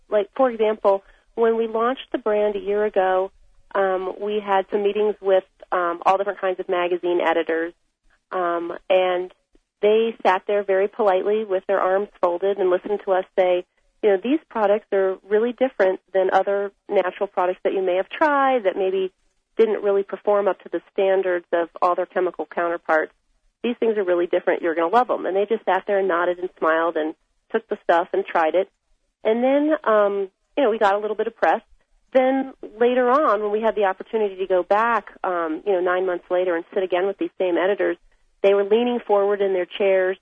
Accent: Washington, District of Columbia, United States; moved away as an adult; now in Taos, United States; I was born in Washington, D.C., and I really didn't want to be part of the political world that I grew up in out there. So I moved to Taos, New Mexico

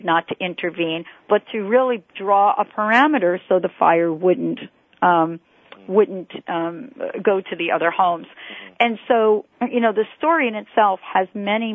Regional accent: New York, United States; I'm from New York

